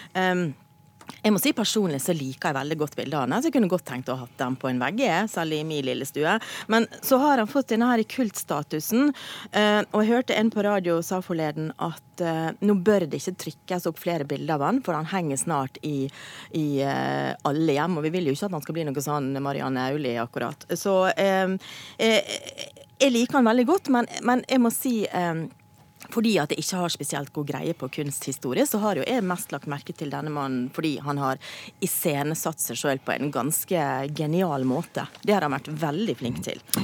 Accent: Western Norway, Norway; also born or lived in Oslo; Jeg er vestlending mm. i kultur, lynne, humor

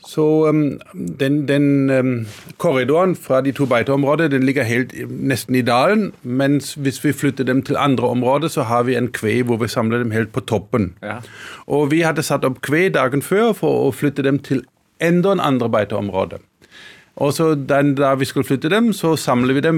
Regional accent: Karlsruhe, Baden-Württemberg, Germany; Norwegian is a second language; moved away as an adult; also born or lived in Scotland; now in Hedmark, Norway; jeg er født og vokst opp i Tyskland.

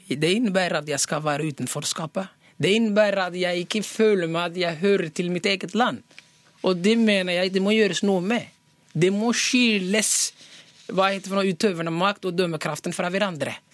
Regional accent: Norway; Hallo, jeg er norsk.

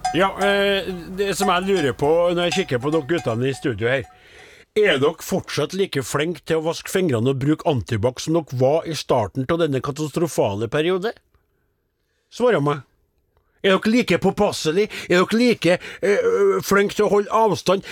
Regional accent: Namdalen, Trøndelag, Norway; moved away; mens jeg var hjemme i Namdalens land

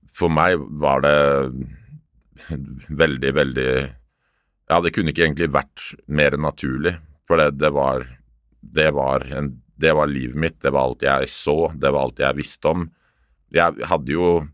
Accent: Oslo, Norway; Jeg er oppvokst midt i Oslo by, Torshov-gutt

